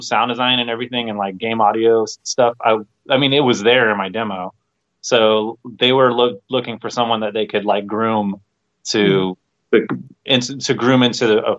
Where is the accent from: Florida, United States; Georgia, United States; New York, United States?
Georgia, United States; moved away; also born or lived in Orlando / Northern Illinois; I'm originally from the South. I'm originally from Georgia